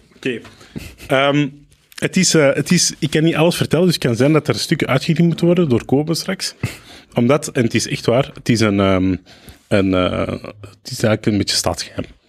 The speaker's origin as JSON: {"language": "Dutch", "country": "Belgium", "also_born_or_lived": "Lebanon", "said": "Jawel, ik voel mij Belg, ah. maar ik moet wel zeggen, ik voel mij niet helemaal Belg."}